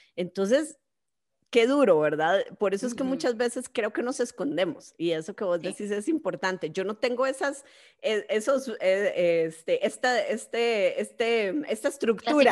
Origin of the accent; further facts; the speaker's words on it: Costa Rica; mi querido Costa Rica